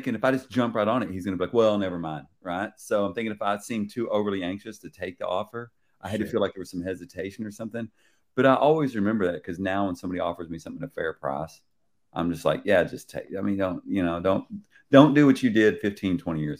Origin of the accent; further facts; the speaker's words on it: Dallas, Texas, United States; I'm from Dallas, Texas.